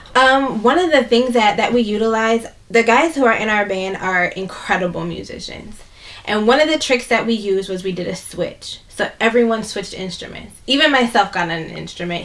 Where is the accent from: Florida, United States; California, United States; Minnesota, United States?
Minnesota, United States; Minneapolis; I grew up in South Minneapolis. I grew up right down the street from here